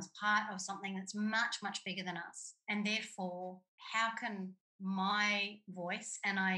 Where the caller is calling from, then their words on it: Australia; I'm calling in from Gimilaroi country and I'm in a regional area.